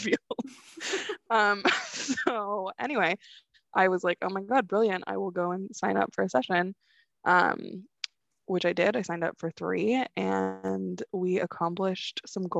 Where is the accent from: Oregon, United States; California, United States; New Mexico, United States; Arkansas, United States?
California, United States; I'm from California